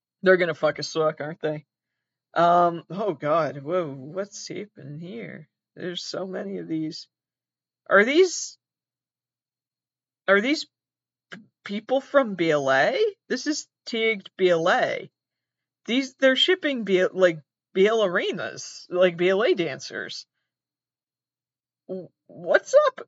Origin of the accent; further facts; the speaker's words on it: Massachusetts, United States; I'm from Massachusetts. Here we call it soccer